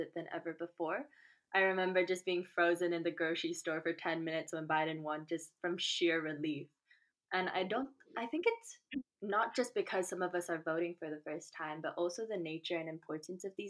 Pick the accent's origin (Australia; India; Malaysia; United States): Malaysia; moved away; I am 22 and I'm originally from Malaysia